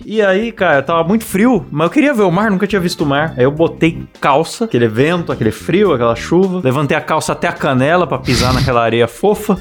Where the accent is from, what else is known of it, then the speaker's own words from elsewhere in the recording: São Paulo, Brazil; quando eu era criança em São Paulo